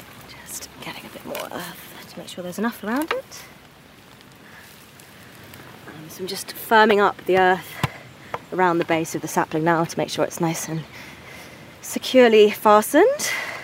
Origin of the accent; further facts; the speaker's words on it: Hackney, London, United Kingdom; I'm from Hackney in London, which is a very green borough and a green city, but it's still very urban.